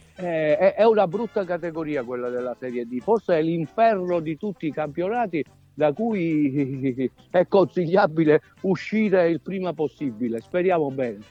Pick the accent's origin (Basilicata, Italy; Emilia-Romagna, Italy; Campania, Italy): Basilicata, Italy; Grumento Nova; moved away as an adult; now in Rome, Italy; vengo anch'io da, come voi, no? da un piccolo borgo che è Grumento Nova